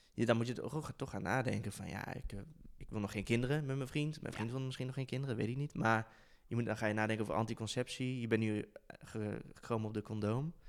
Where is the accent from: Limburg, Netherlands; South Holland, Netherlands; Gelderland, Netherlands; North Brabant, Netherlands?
North Brabant, Netherlands; Tilburg; moved away; ik kom uit Brabant, oorspronkelijk, uit Tilburg